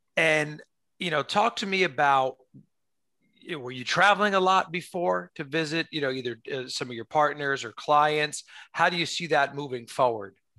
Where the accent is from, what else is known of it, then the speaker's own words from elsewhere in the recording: New York, United States; me as a New Yorker, everything is walking